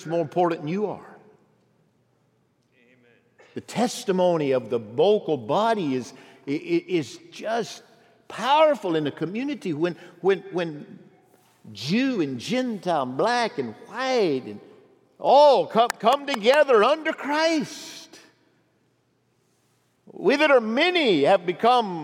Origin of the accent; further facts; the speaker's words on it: Pisgah, United States; moved away; my hometown, Pisgah. Was there for my 50th high school reunion